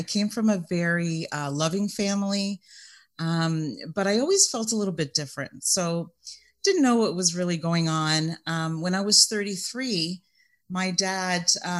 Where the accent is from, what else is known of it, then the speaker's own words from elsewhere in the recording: Canada; I'm also Canadian